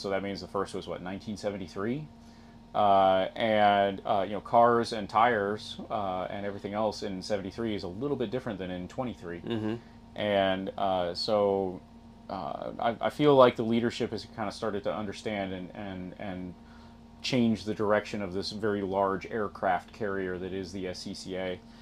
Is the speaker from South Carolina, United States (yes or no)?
yes; South Carolina, United States; I'm from South Carolina